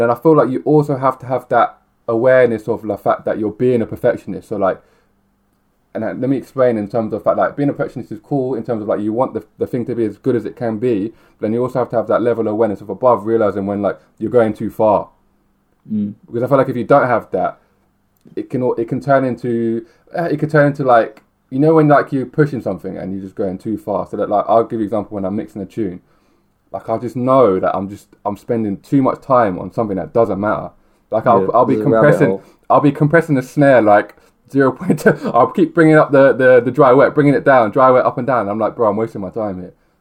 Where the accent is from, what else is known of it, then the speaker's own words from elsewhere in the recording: Milton Keynes, South East England, United Kingdom; I grew up in Milton Keynes, I didn't grow up in London